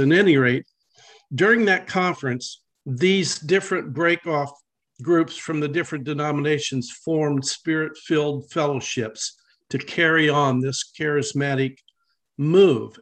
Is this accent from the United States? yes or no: yes; Dayton, Ohio, United States; now in Columbus, United States; I grew up in Dayton